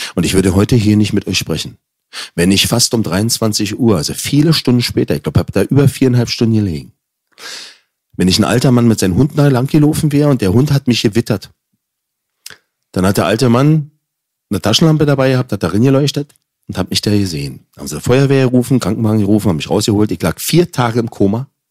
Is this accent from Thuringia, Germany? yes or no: no; Berlin, Germany; accent: Berlinerisch; also born or lived in Bavaria; Ein Kind, was als Deutscher in Neukölln aufwächst.